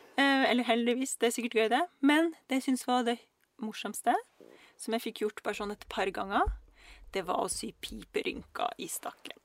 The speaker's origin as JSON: {"language": "Norwegian", "country": "Russia", "moved": "yes", "lives_now": "Norway", "said": "jeg er fra Russland"}